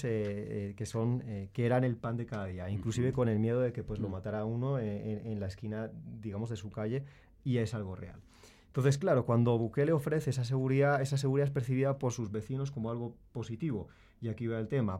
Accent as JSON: {"language": "Spanish", "town": "Madrid", "region": "Community of Madrid", "country": "Spain", "tie": "born or raised there", "said": "yo nací en España, eh, en Madrid"}